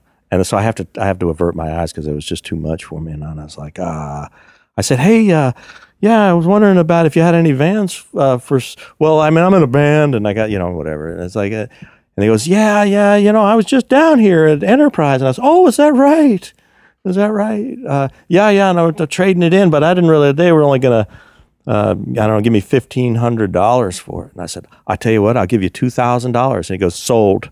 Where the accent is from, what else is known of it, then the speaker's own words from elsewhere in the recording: Virginia, United States; also born or lived in Kingston, New York; I'm from Virginia. Well, I grew up in Virginia